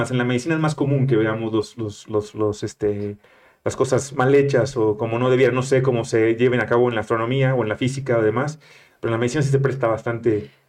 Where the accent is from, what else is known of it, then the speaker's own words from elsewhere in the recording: Monterrey, Nuevo León, Mexico; moved away; aunque yo no, yo no cuento como regio, soy